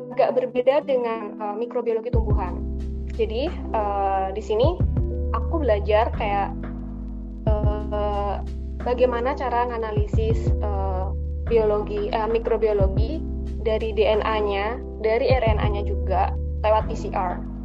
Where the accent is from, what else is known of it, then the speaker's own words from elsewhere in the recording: Malang, East Java, Indonesia; Aku asal Malang di Kecamatan Lawang